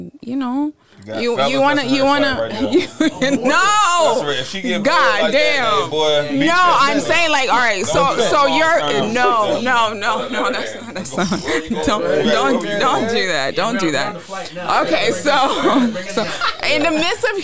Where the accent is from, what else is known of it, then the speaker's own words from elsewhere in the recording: New York, United States; moved away as an adult; also born or lived in Congo; now in Miami, United States; I grew up in New York